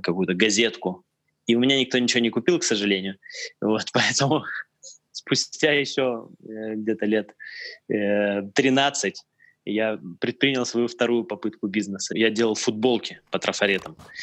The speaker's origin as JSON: {"language": "Russian", "town": "Tyumen", "region": "Tyumen Oblast", "country": "Russia", "tie": "born or raised there", "said": "это еще было в Тюмени, я родился в Тюмени"}